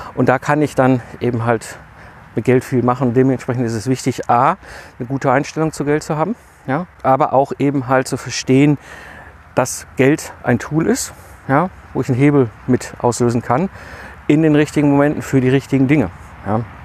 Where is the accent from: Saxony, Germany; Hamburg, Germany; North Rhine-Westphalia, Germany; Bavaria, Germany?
North Rhine-Westphalia, Germany; Ruhr area; komme ich ja aus dem Ruhrpott zwischen Kohl und Stahl groß geworden in den 80er und 90er Jahren